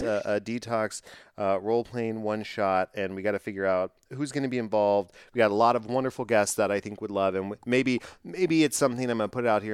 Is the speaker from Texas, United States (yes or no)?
yes; Texas, United States; I'm from Texas